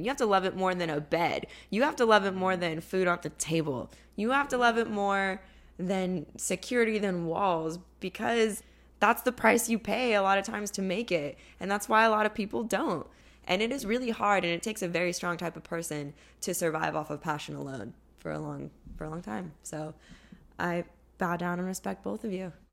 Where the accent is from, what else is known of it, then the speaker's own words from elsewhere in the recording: California, United States; We Californians are raised with the really astronomical high fucking price of rent